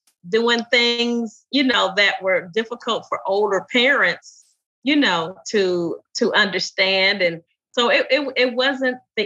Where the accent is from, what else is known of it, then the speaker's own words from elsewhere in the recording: Indianapolis, Indiana, United States; the little girl growing up in Indianapolis